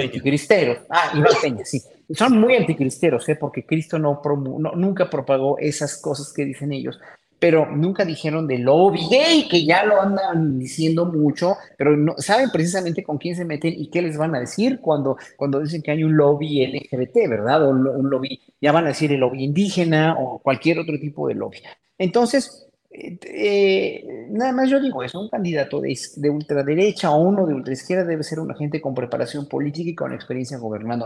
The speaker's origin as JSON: {"language": "Spanish", "country": "Mexico", "said": "pueblo mexicano que somos"}